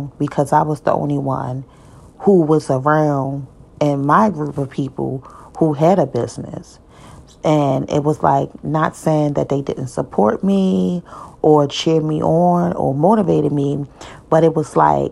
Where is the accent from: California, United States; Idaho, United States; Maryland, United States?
Maryland, United States; Baltimore; I'm from Baltimore City